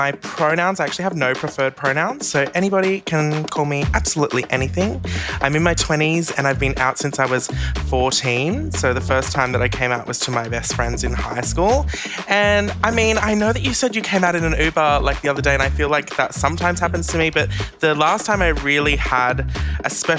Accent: Central Coast, New South Wales, Australia; I grew up on the Central Coast, so that's only about an hour and a half north of Sydney.

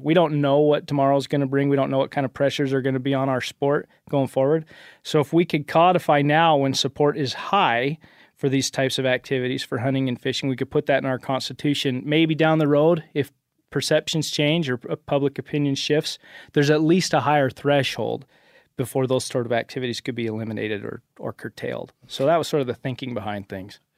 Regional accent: Cache Valley, Utah, United States; I am in the state legislature back home in Utah. So I am from Cache Valley

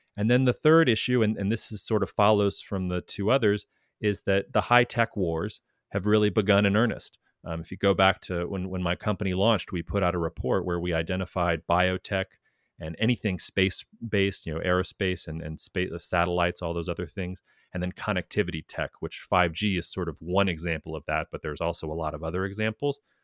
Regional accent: United States; as an American

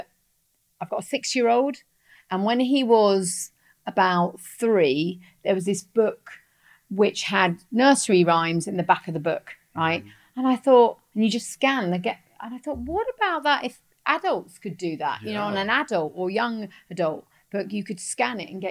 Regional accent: Watford, East of England, United Kingdom; I was born in Watford, which is kind of like the overspill of London.

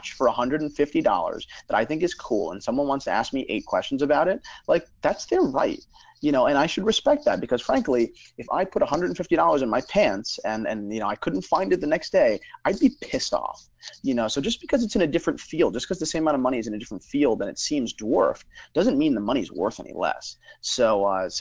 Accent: New Jersey, United States; also born or lived in Brooklyn; I grew up in New Jersey, you know, literally born and bred

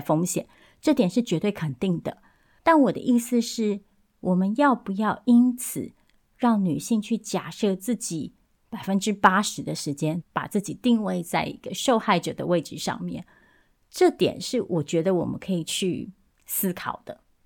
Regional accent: Taiwan; moved away; 我也是一个台湾人，我也是一个移民，我也是一个中产阶级

